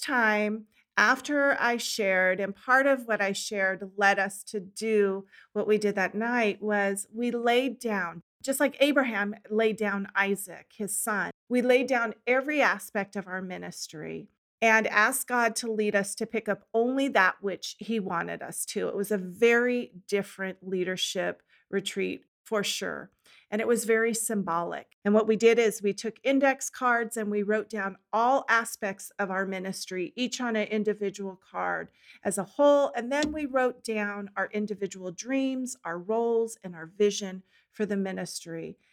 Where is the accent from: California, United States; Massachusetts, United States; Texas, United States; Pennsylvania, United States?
California, United States; moved away as an adult; also born or lived in Washington State; I grew up in California by the beach